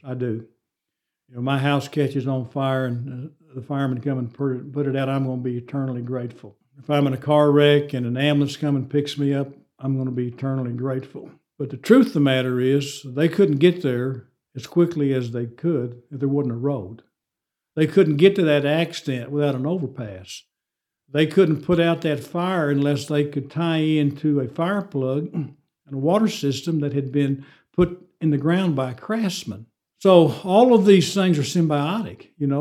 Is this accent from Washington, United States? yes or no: no; Amarillo, Texas, United States; I'm from Amarillo